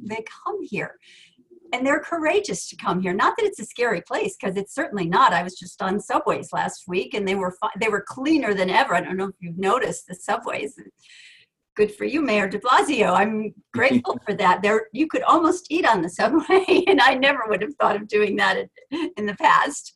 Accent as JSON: {"language": "English", "region": "Connecticut", "country": "United States", "tie": "born or raised there", "said": "I live in Connecticut. I grew up in Connecticut."}